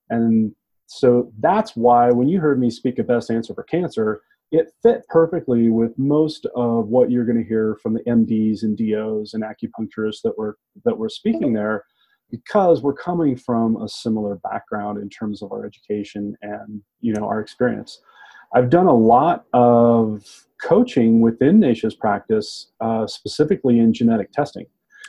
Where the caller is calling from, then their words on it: Durango, Colorado, United States; So I'm broadcasting today from Green Lab Solutions here in Durango, Colorado.